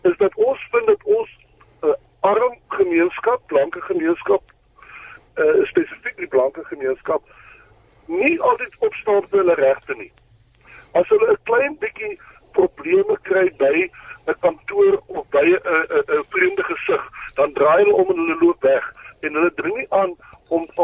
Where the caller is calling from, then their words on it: Bloemfontein, Free State, South Africa; ek is hier van die Vrystaat in Bloemfontein.